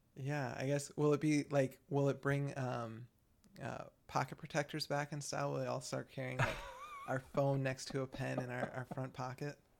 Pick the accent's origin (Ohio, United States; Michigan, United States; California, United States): Michigan, United States; I'm from Michigan and I'm constantly called out for my accent